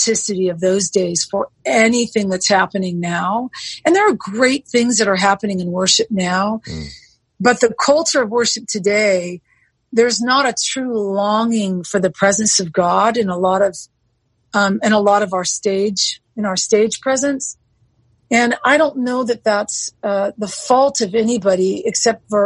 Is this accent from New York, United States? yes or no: no; Southern California, United States; I was born and raised in Southern California